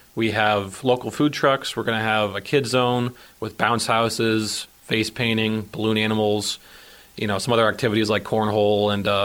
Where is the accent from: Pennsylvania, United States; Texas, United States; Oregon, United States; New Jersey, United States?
Pennsylvania, United States; I grew up in McCain nearby